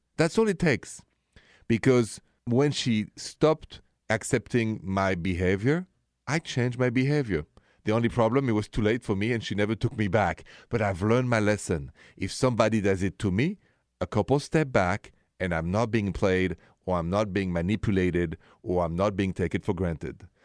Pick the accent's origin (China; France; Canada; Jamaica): France; now in United States; I'm an American now from France